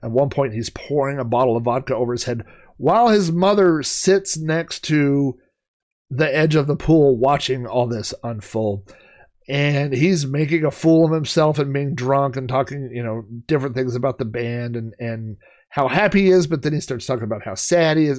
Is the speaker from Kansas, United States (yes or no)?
no; Oklahoma, United States; I grew up in Oklahoma